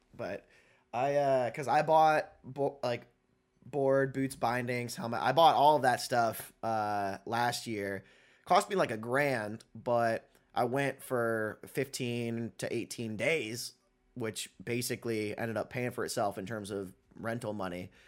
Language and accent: English; Indiana, United States; moved away; my hometown in Indiana, living just north of Indianapolis